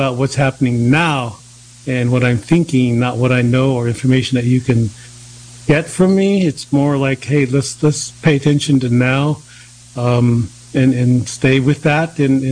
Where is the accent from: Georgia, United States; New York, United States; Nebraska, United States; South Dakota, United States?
South Dakota, United States; Cheyenne River Lakota Reservation; now in East Coast, United States; I come from the Yalohak Tiashpaye from Cheyenne River Lakota Reservation